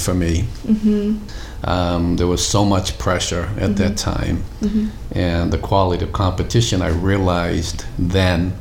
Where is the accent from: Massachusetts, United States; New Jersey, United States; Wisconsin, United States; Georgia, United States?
Massachusetts, United States; Boston; growing up in Dorchester